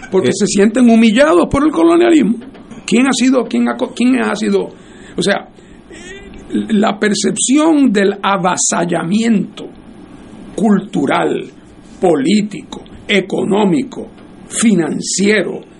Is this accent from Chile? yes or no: no; Puerto Rico; Eh, y yo soy boricua para que tú lo sepas.